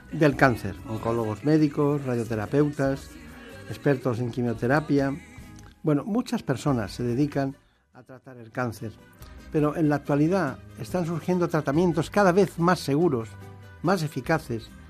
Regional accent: Barcelona, Catalonia, Spain; born there; Soy nacida en Barcelona.

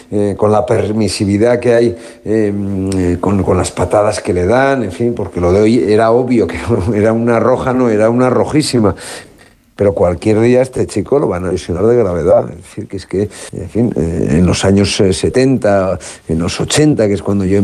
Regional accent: Navarre, Spain; es el equipo de mi pueblo

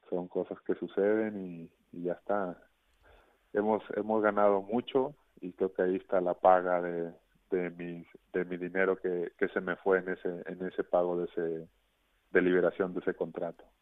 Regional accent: Mexico; una muy bonita canción como mexicano

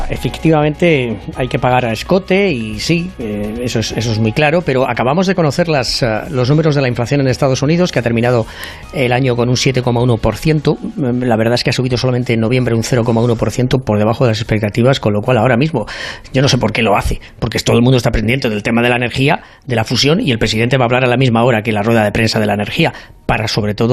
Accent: Spain; now in United States; Yo como soy un caballero español y además del Real Madrid

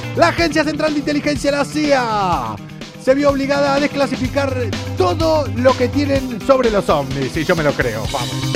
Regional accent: Argentina; soy argentino

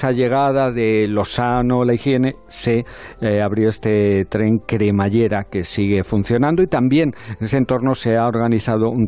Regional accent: El Escorial, Community of Madrid, Spain; Hombre, claro, que es mi pueblo.

